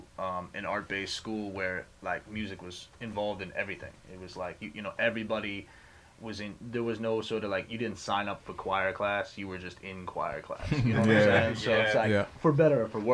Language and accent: English; West Stockbridge, Massachusetts, United States; moved away; I grew up out in Western Mass, like out in the sticks.